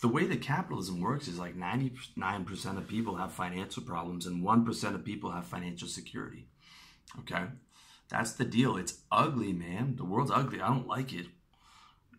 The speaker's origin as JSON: {"language": "English", "country": "Canada", "said": "I'm from Canada"}